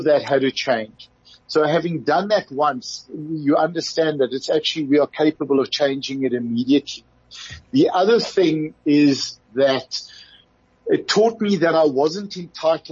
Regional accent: South Africa; being a South African

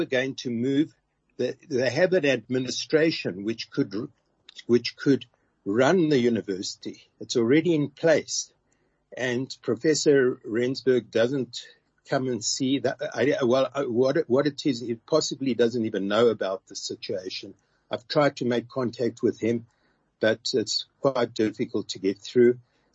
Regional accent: Brakpan, Gauteng, South Africa; I come from Brakpan. That's where I grew up.

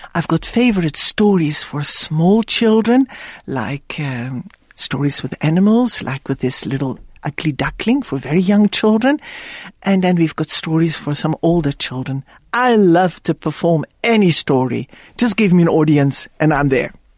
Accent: Netherlands; moved away; I was born in the Netherlands

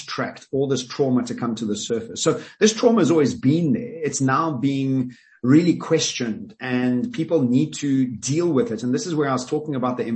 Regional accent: Johannesburg, Gauteng, South Africa; I grew up in Glen Hazel

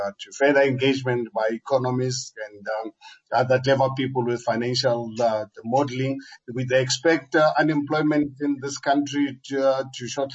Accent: Hammanskraal, Gauteng, South Africa; I was born in Amanskraal, Harangua, where I started my business in the mid-80s

